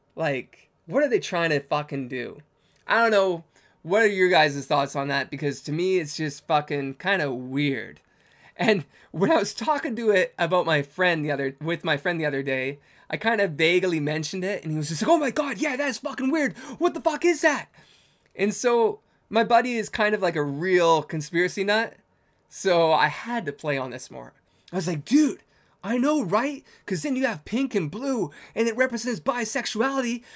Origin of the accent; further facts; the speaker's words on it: Canada; I'm Canadian